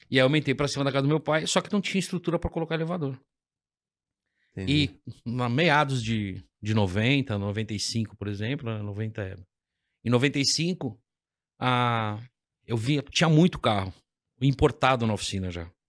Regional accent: São Paulo, Brazil; Eu nasci no Lausanne, faz 53 anos, e estou no Lausanne até hoje

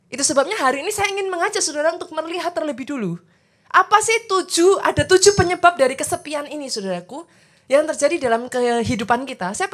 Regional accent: Surakarta, Central Java, Indonesia; Saya juga dari luar kota, saya orang Solo, saudaraku.

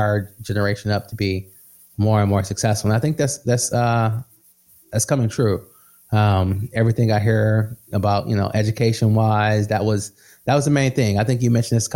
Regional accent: Midwest, United States; I come from the Midwest, blue collar. Everyone I know was blue collar, working in some type of factory owned by Ford

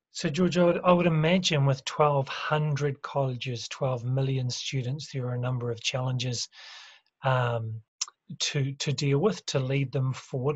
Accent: New Zealand; I'm from New Zealand

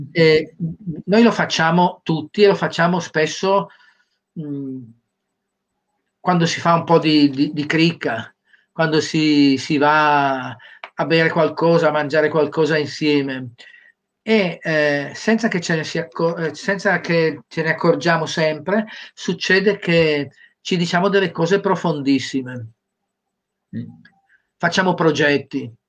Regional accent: Cagliari, Sardinia, Italy; Io sono di Cagliari.

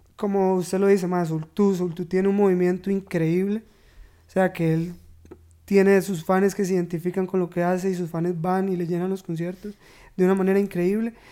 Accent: Turrialba, Cartago, Costa Rica; moved away as an adult; now in San José, Costa Rica; yo soy de Turrialba, de Loma Azul.

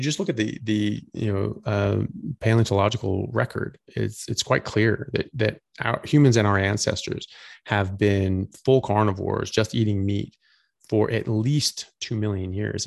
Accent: United States; now in Australia; I'm an American doctor. I currently live in Australia

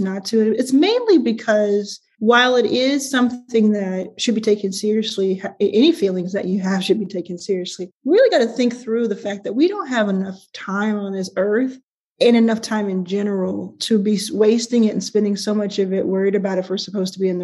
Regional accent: Dallas, Texas, United States; I grew up in Dallas

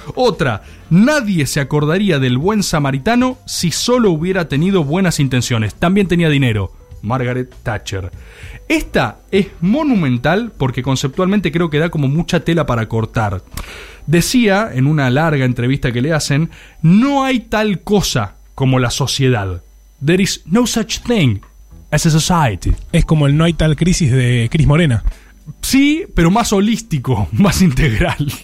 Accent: Argentina

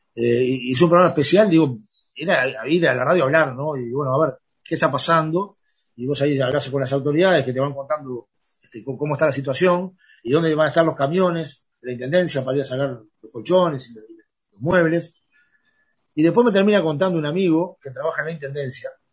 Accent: San José, Uruguay; yo soy de San José

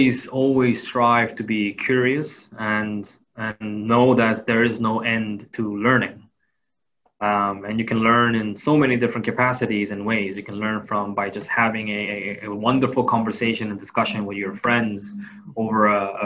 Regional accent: Thailand; I grew up in Thailand. So, you know, as much as I would like to say that I know of Korea and know of my home city, Seoul, I never got to experience it as an adult.

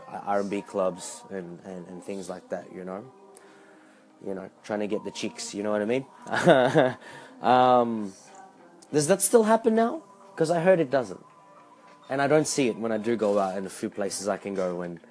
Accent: Australia; also born or lived in Philippines; as being an Australian and being conservative

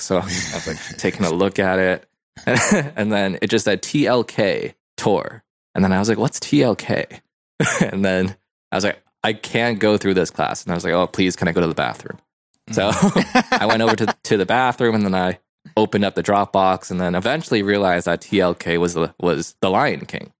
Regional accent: Hong Kong; moved away; I was born in Hong Kong

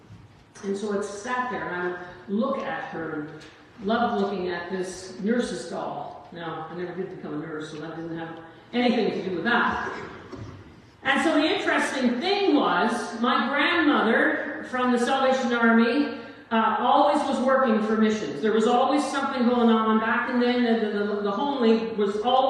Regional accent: Corner Brook, Newfoundland and Labrador, Canada; I'm from Corner Brook, Newfoundland, raised by a single mom.

